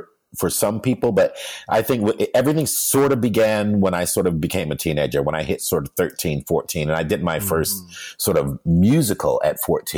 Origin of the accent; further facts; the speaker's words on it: Canton, Ohio, United States; first language English; also born or lived in New York / Hamburg, Germany / London, England; now in Los Angeles, United States; I was born in Canton, Ohio.